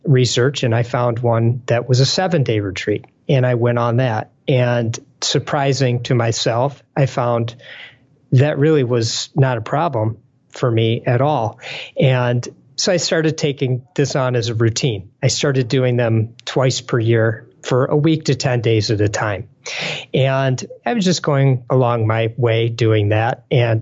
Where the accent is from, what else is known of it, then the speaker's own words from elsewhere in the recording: Detroit, Michigan, United States; I'm from Detroit